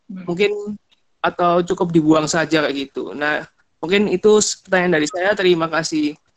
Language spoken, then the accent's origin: Indonesian; Malang, East Java, Indonesia; Saya asal Malang.